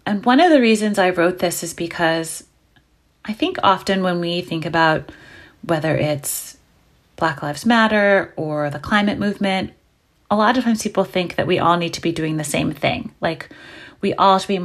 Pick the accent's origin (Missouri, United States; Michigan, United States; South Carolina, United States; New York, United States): New York, United States; New York City; born or raised there